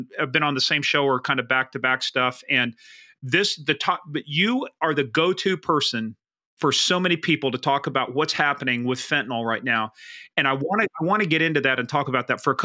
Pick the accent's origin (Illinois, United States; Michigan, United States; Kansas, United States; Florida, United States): Kansas, United States; moved away; came out of my home state of Kansas. Not only that, but Wamego was one of our league schools